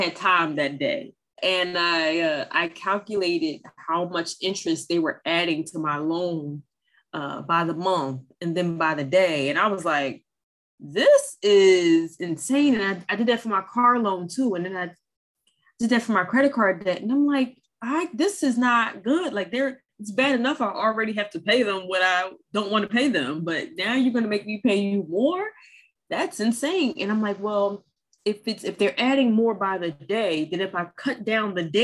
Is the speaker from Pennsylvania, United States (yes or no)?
yes; Philadelphia, Pennsylvania, United States; I was born and raised in North Philadelphia